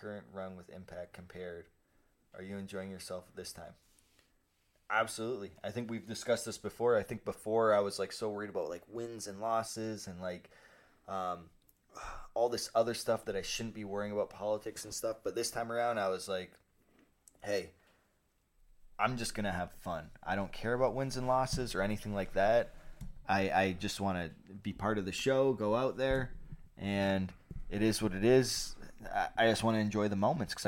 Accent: Canada; I'm Canadian

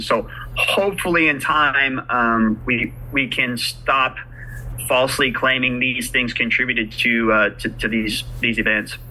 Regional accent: California, United States; moved away as an adult; also born or lived in Oklahoma; now in Midwest City, United States; growing up in California

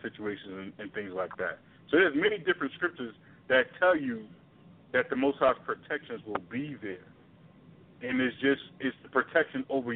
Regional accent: New York City, New York, United States; I grew up in Brooklyn

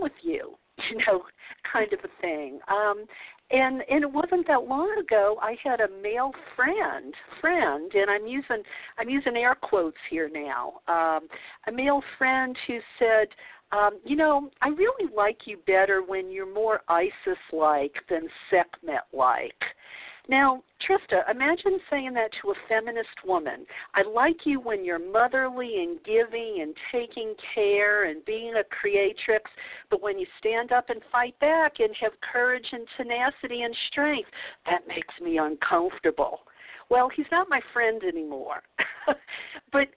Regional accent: the South, United States; growing up in the South

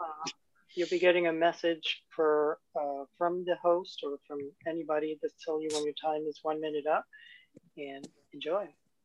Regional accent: New York City, New York, United States; I'm here from wherever … is from. I think I grew up like a mile away from her.

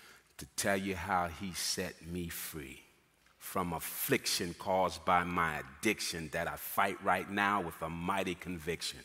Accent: Boston, Massachusetts, United States; moved away as an adult; coming from Boston, which I'm originally from Boston, Massachusetts

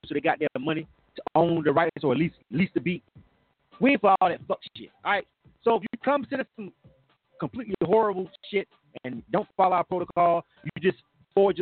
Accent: Panama City, Florida, United States; I'm from Panama City

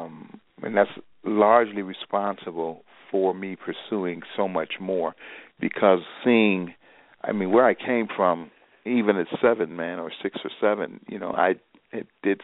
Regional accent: Chicago, Illinois, United States; I grew up on the South Side.

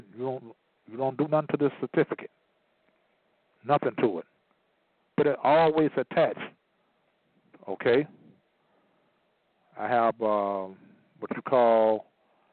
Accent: Chicago, Illinois, United States; I was born in Chicago

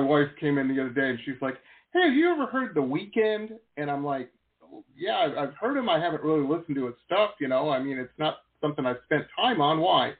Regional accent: Detroit, Michigan, United States; moved away as an adult; also born or lived in Boston; now in Los Angeles, United States; I grew up in Metro Detroit, and I wanted to get to L.A. so bad

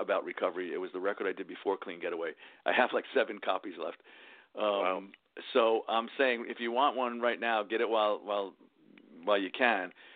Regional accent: New York City, New York, United States; also born or lived in Queens; I grew up in the Bronx, but we moved to Queens

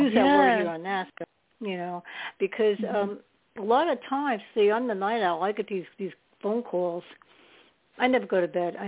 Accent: New York, United States; now in New Jersey, United States; I was living in New York at that time. I was born in New York.

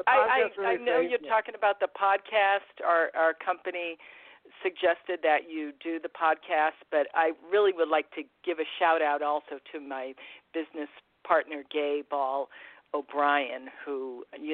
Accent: Massachusetts, United States; I'm from Massachusetts

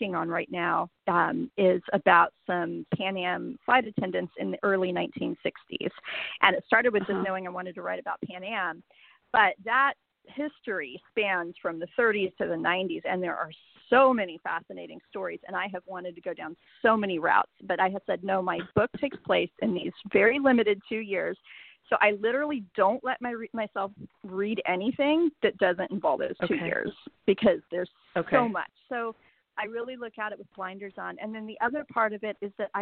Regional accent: Denver, Colorado, United States; now in San Antonio, United States; I grew up in Denver

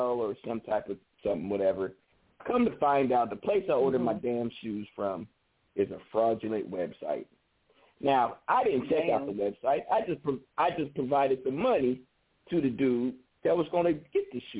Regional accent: the Bay Area, California, United States; I'm from the Bay

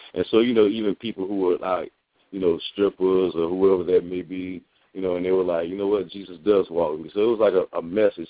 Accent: United States; I'm Haitian American. Um, my folks are from Haiti, and uh, I was born in the United

